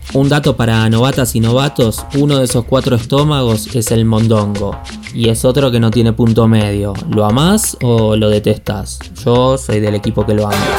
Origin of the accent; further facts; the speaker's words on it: Buenos Aires, Argentina; now in Patagonia, Argentina; vivo en Patagonia aunque soy porteño